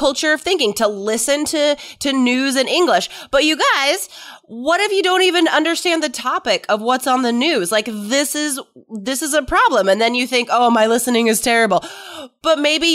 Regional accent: United States; I'm American, I pretty much know the coasts, you know. I know San Francisco and New York

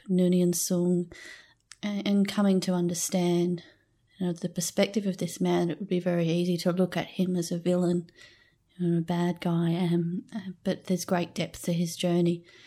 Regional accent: Australia; accent: Australian; I think in Australia my accent might just be a pretty standard one

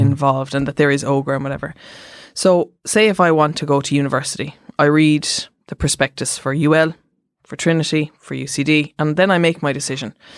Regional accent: Cork, Munster, Ireland; I'm from Cork

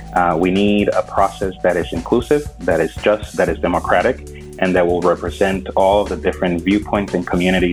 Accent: Bayamón, Puerto Rico; now in North Carolina, United States; I'm originally from Bayamón, Puerto Rico, currently residing in North Carolina.

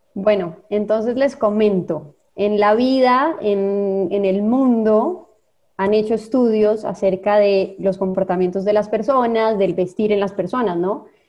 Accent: Colombia; moved away as an adult; now in Costa Rica; yo soy colombiana, pero soy adoptada tica de hace 20 años

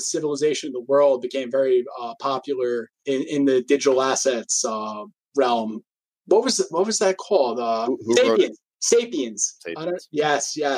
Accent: Massapequa, New York, United States; from Massapequa, New York

